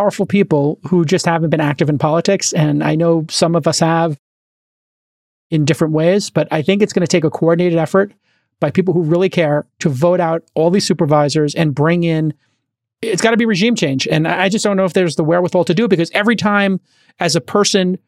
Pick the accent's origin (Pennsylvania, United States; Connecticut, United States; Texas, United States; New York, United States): New York, United States; New York City; moved away; I grew up in Brooklyn in the 70s and 80s when it was legit dangerous